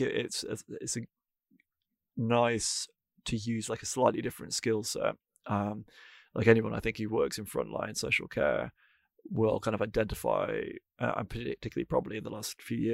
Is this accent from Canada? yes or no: no; North Wales, United Kingdom; I grew up in North Wales